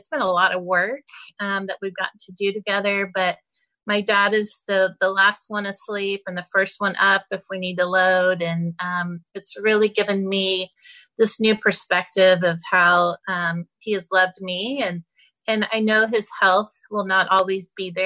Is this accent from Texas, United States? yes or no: yes; Texas, United States; I'm such a Texan